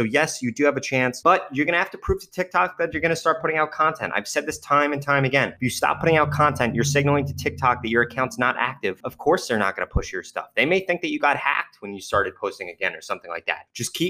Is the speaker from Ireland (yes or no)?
no; Germany; FYI, I am from Germany.